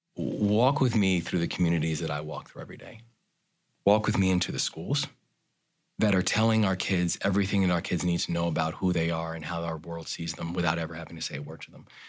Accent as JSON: {"language": "English", "town": "Baltimore", "region": "Maryland", "country": "United States", "tie": "born or raised there", "said": "my hometown of Baltimore."}